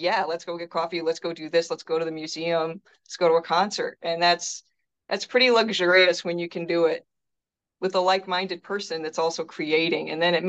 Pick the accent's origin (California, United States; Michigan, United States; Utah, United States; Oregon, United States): Michigan, United States; Detroit; Oh, well, it's just such a rich cultural place to be from.